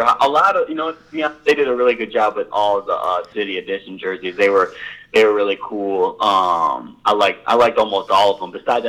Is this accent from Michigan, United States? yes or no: yes; Michigan, United States; I don't know if it was just because me growing up in Michigan for a little bit and seeing that on the TV